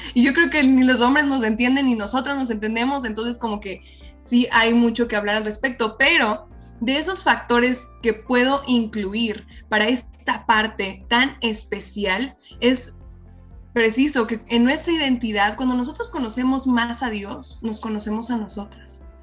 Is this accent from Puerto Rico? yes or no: no; Mexico; soy mexicana